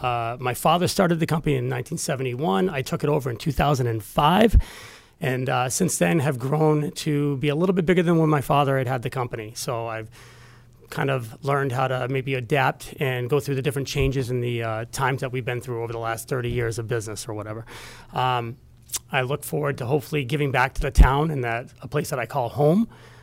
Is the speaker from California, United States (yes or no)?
no; Amherst, New Hampshire, United States; also born or lived in Merrimack, New Hampshire; now in Milford, United States; I've been a resident of Milford's in a couple different times. I was born and raised on Valhalla Drive for 0 to 6 years old, and then we moved to Amherst when I was younger